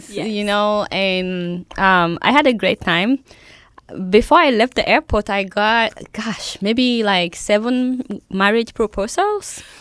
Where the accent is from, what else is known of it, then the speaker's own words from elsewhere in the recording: Nigeria; now in United States; I'm from Nigeria